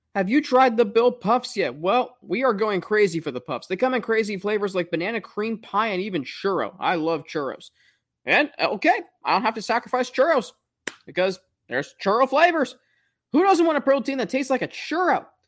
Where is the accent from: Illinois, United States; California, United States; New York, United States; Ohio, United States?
Ohio, United States; Springboro; moved away as an adult; also born or lived in Atlanta, Georgia / Cincinnati, Ohio; now in Macon, United States; I grew up just outside of Cincinnati and Sprinboro, which I consider part of Cincinnati. But I was also born in Atlanta